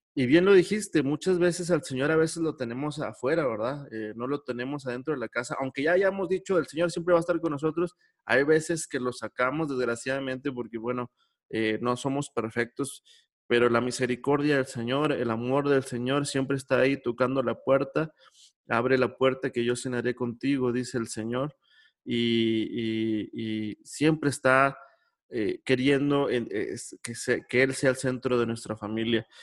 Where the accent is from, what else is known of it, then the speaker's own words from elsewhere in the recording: Monclova, Coahuila, Mexico; mi niñez, cuando allá en Monclova, donde yo soy